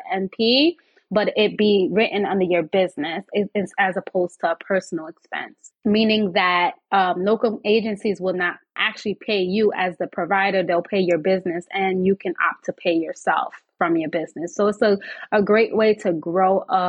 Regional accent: New York City, New York, United States; Born and raised in New York City

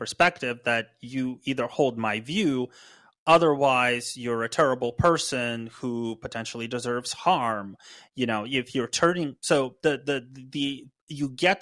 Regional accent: United States

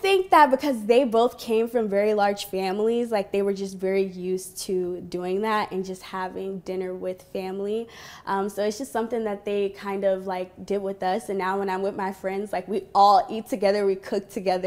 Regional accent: Florida, United States; also born or lived in Virginia; Florida because that's pretty much where I grew up

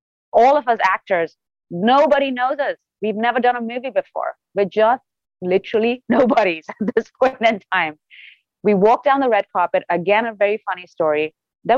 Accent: India; moved away as an adult; now in Los Angeles, United States; growing up in India

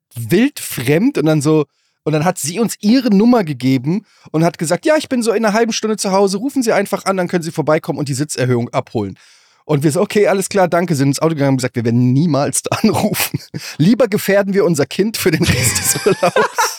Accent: Germany; als Deutscher

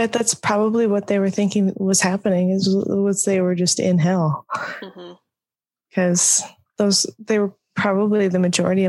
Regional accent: Iowa, United States; we were raised in Iowa in the, higher end of the quote unquote tornado alley where we typically see cyclones.

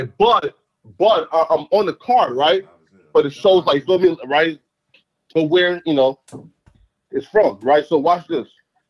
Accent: Fargo, North Dakota, United States; also born or lived in Liberia / Philadelphia; I'm from Fargo, right? So look, when I left, like, here, so when we left, like, Liberia, I moved to Fargo, right? I spent the majority of my life in Fargo.

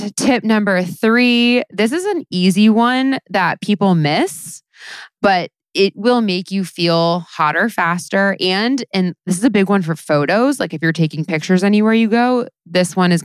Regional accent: South Florida, United States; I grew up in South Florida during the like Paris Hilton years in the early 2000s

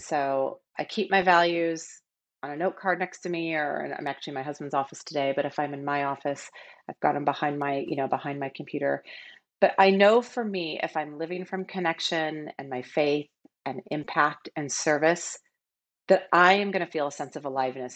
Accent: Seattle, Washington, United States; I grew up in Seattle

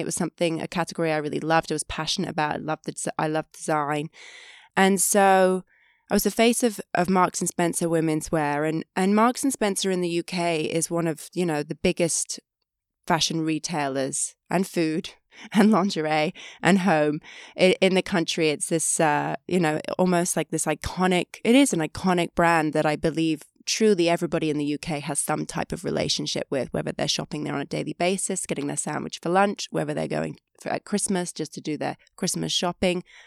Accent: five hours from London, England, United Kingdom; moved away as an adult; growing up, I was five hours from London

